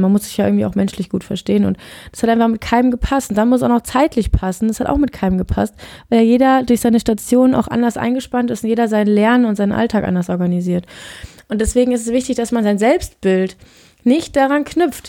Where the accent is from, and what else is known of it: Germany; moved away; also born or lived in Norway